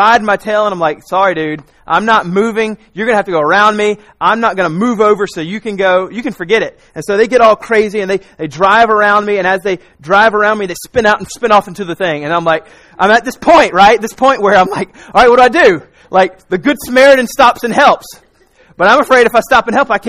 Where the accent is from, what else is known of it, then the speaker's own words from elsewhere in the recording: South Carolina, United States; also born or lived in Raleigh, North Carolina; I grew up in South Carolina